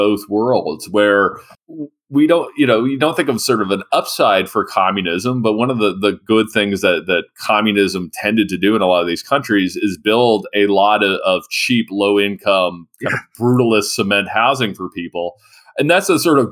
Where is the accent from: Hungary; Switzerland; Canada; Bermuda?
Canada; London, Ontario; I'm from London, Ontario